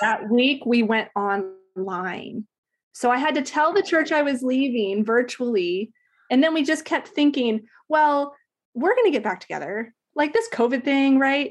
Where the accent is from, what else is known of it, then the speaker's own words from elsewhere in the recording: Alaska, United States; also born or lived in Ohio; we moved up there when I was, like, nine. So I spent, like, a ton of time in Alaska